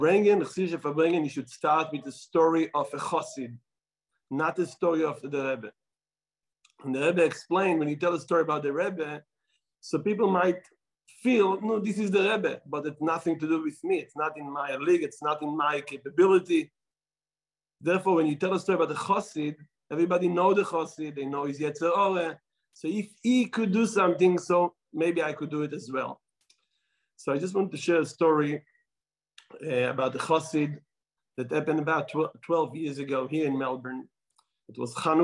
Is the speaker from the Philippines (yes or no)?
no; Israel; accent: Israeli; I will try not to lose my Israeli accent